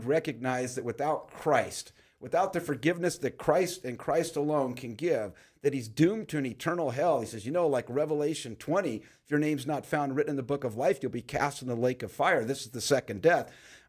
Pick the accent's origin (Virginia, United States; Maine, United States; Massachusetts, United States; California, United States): California, United States; Pacoima; but I grew up in Pacoima. I'm 60, be 65 this year.